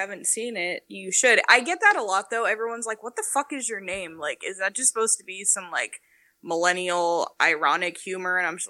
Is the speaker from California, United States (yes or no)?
yes; Hemet, California, United States; I'm from Hemet.